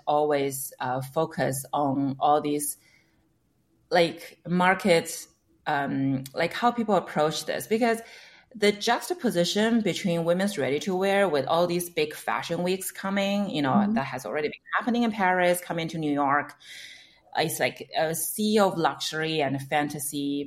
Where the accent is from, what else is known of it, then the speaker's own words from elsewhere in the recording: China; moved away as an adult; now in United States; I came from China, so I interned at some of the media mm-hmm. companies back home